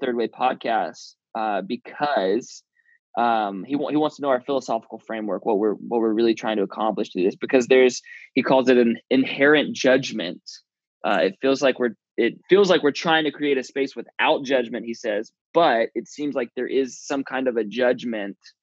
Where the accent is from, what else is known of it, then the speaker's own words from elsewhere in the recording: the South, United States; moved away as an adult; also born or lived in Bible Belt; now in San Francisco Bay Area, United States; my whole childhood growing up in the South